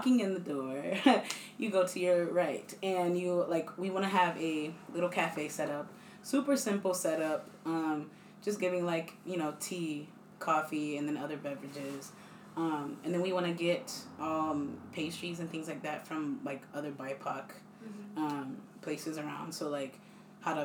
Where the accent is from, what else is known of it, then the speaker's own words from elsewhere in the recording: East Hampton, United States; I was born and raised in East Hampton